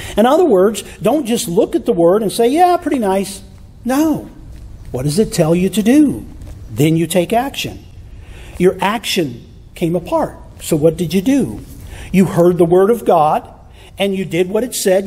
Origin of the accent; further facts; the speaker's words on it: Michigan, United States; When I was a kid growing up in Michigan, we lived out in the country